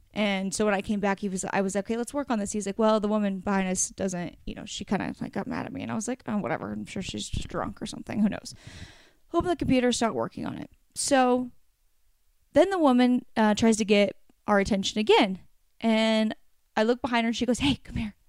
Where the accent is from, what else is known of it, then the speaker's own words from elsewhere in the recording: Oregon, United States; I grew up on the beach in Oregon